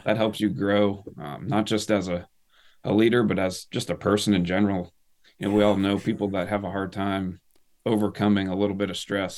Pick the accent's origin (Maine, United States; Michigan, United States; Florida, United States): Maine, United States; northern; I grew up in northern Maine. Uh, moved there when I was probably eight or, eight or nine years old